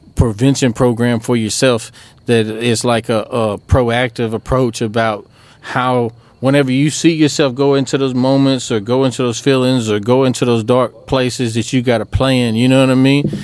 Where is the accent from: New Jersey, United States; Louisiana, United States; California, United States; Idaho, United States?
Louisiana, United States; Oakdale; also born or lived in DeRidder, Louisiana; we grew up in Oakdale